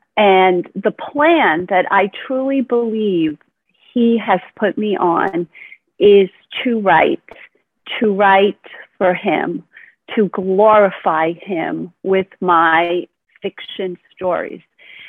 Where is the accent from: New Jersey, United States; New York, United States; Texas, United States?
New York, United States; Brooklyn; born there; also born or lived in New England; now in Florida, United States; And I was born in Brooklyn, New York, and I've moved several places, mostly in the New England part of the United States. And now I live in sunny Florida